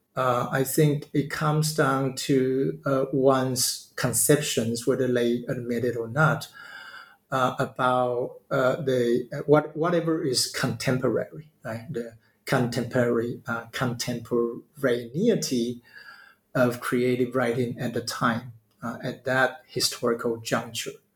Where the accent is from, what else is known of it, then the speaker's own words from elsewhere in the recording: Taiwan; moved away as an adult; now in Tokyo, Japan; I'm from Taiwan